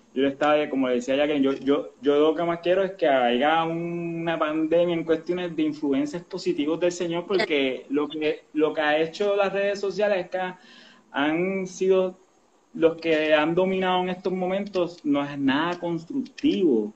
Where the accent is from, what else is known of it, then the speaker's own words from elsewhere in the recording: Quebradillas, Puerto Rico; soy natural de Quebradilla, soy pirata